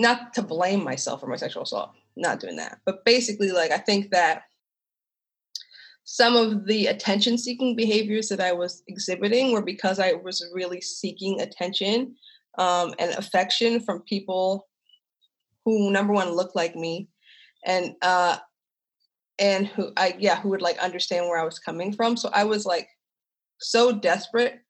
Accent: Lititz, Pennsylvania, United States; also born or lived in Kansas City, Missouri; I grew up in Lititz, Pennsylvania, which is a very small, very white, very conservative, very red part of Lancaster County, Pennsylvania.

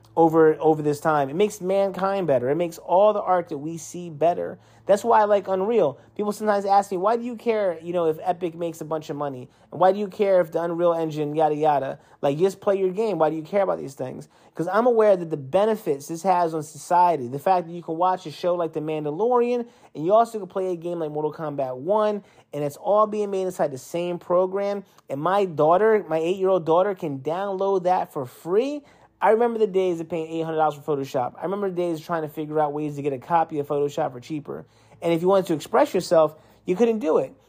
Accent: East Coast, United States; moved away; I'm from the East Coast and I'm used to the winter more

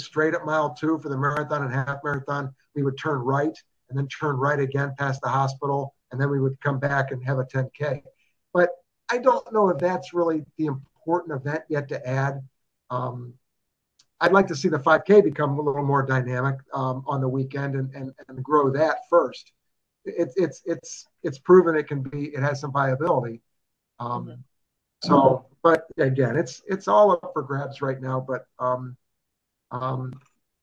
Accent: Cuyahoga Falls, Ohio, United States; now in Columbus, United States; growing up in Cuyahoga Falls

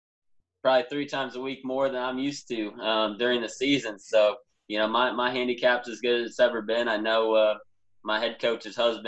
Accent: Cedar Rapids, Iowa, United States; my hometown in Cedar Rapids, Iowa

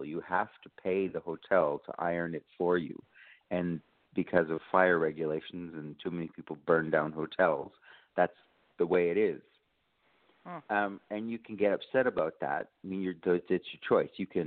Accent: Canada; now in Brisbane, Australia; I should say I'm all the way from Australia, but I am a Canadian originally

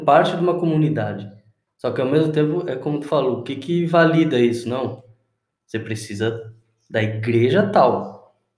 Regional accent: Uruguay; moved away; na igreja que eu cresci lá no Uruguai

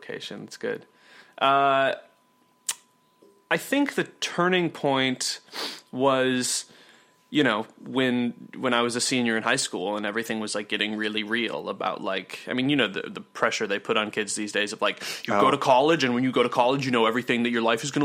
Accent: Minnesota, United States; the suburb that we grew up in Minnesota was like extraordinarily affluent

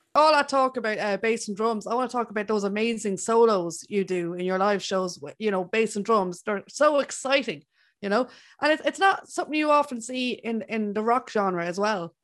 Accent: Ireland; I'm Irish.

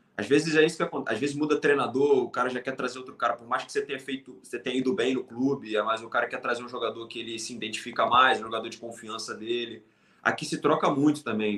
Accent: Brazil; moved away as an adult; also born or lived in Thailand / Laos; quando vim do Brasil

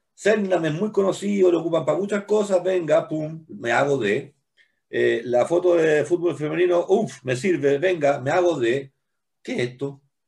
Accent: Chile; nosotros no somos isla en Chile, pero tenemos un espíritu bien isleño

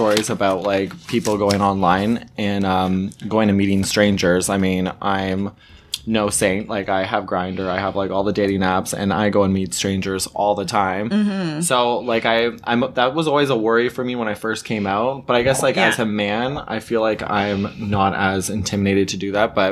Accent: Canada; I'm technically Canadian. I guess I'm like Canadian. Like I've born and raised here my whole life, right?

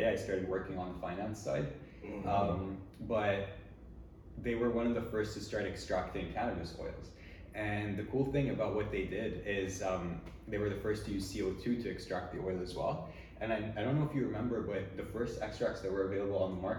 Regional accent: Tennessee, United States; born there; also born or lived in Switzerland; I was born in Tennessee. And very quickly after that, my parents moved to Switzerland.

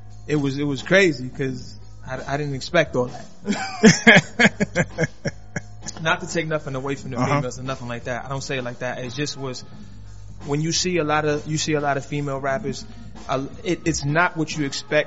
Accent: New York City, New York, United States; Harlem's own

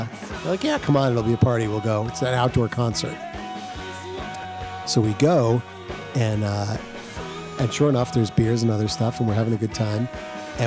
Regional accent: New Jersey, United States; now in Providence, United States; Ryan and I grew up together in New Jersey

